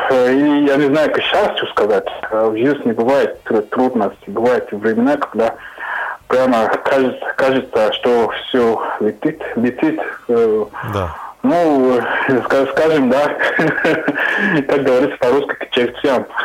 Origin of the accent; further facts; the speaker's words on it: Cameroon; Russian is a second language; moved away; я из Камеруна.